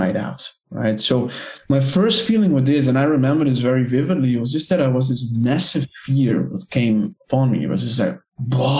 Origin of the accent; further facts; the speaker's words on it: Netherlands; moved away as an adult; So I am from the Netherlands. My mom is German, but I've been traveling for about 10 years now